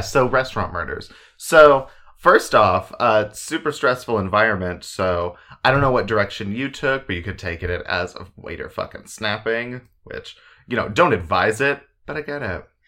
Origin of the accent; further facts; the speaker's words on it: Oklahoma, United States; growing up in Oklahoma